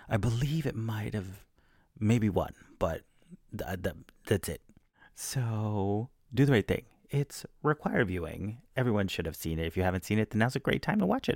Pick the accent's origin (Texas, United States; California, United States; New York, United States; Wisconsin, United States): Texas, United States; I'm from Texas